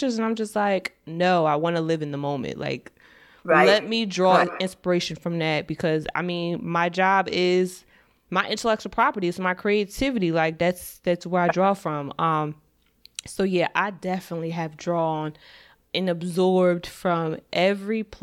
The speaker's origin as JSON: {"language": "English", "region": "New Jersey", "country": "United States", "tie": "born or raised there", "said": "I'm from New Jersey, I'm born and raised"}